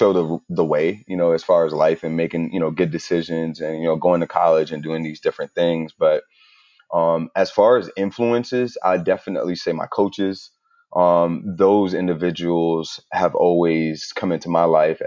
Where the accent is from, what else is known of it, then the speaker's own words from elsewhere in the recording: New York, United States; my family's from Jamaica, and then my parents moved to New York, and then that's where they had me